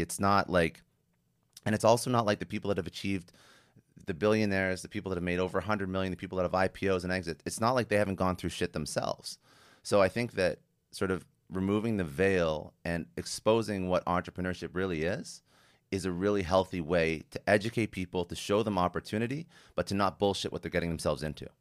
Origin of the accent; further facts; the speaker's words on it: Canada; I'm Canadian